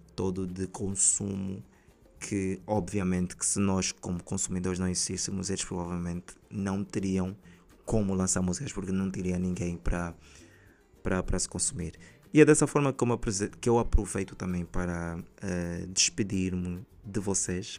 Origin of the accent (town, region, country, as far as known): Angola